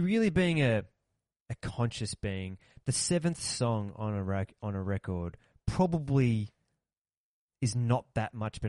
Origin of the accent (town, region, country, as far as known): Australia